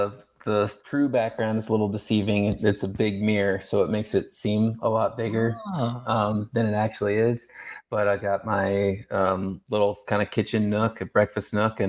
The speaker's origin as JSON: {"language": "English", "town": "Nelson", "region": "Nebraska", "country": "United States", "tie": "born or raised there", "also_born_or_lived": "Casper, Wyoming", "moved": "as an adult", "said": "I'm a small town Nebraska guy, born and raised, in Knuckles County outside of Nelson."}